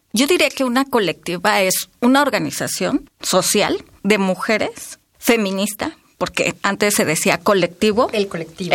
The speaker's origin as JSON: {"language": "Spanish", "region": "Oaxaca", "country": "Mexico", "said": "soy de Oaxaca"}